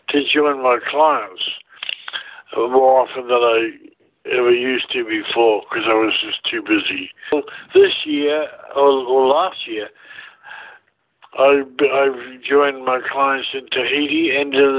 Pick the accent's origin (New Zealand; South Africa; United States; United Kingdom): New Zealand; now in Vancouver, Canada; Like I grew up in New Zealand, and it's very boating oriented mm-hmm. life